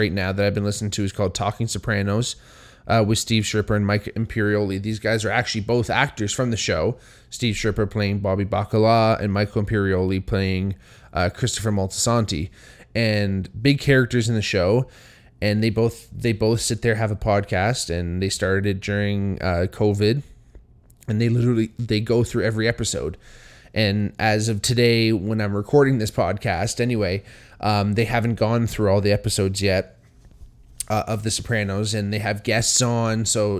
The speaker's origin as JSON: {"language": "English", "town": "Hamilton", "region": "Ontario", "country": "Canada", "tie": "born or raised there", "said": "I think growing up where I grew up here in Hamilton, it's a very Italian town."}